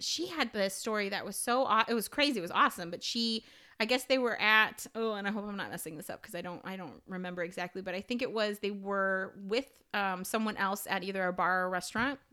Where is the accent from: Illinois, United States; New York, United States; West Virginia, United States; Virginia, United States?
Illinois, United States; I am from Illinois